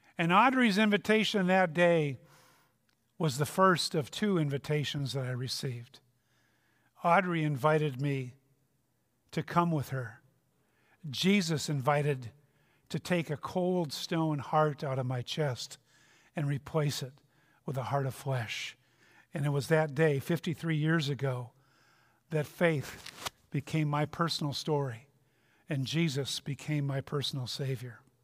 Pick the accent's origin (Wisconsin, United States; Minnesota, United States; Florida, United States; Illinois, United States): Minnesota, United States; I'm from Minnesota